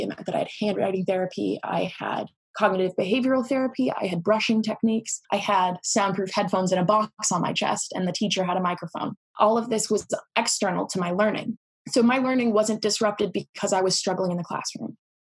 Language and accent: English; Singapore; also born or lived in Southeast Asia; Although I am American, both of my parents are American. I was raised in Singapore for most of my childhood and around Southeast Asia.